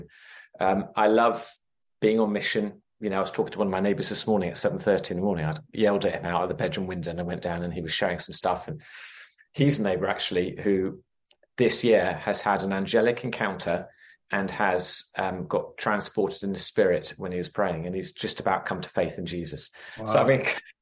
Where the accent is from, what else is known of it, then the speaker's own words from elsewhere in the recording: England, United Kingdom; moved away as an adult; also born or lived in London / Sheffield; now in United States; from my accent, we're not from the US, so originally from England